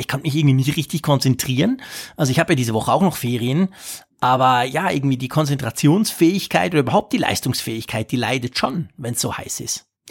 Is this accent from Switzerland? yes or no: yes; Switzerland; als Schweizer